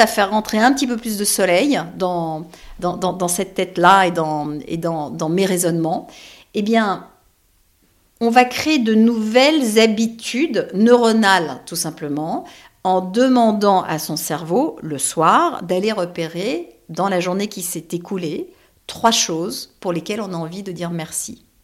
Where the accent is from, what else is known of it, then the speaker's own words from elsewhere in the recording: Paris, Île-de-France, France; je suis parisienne que tous mes amis sont parisiens